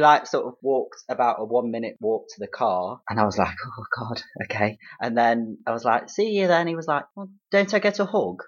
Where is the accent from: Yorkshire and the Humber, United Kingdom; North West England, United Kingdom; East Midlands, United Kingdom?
East Midlands, United Kingdom; Derby; I'm actually from Derby